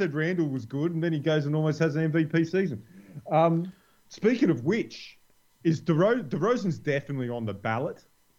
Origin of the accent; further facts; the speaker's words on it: Australia; as an Australian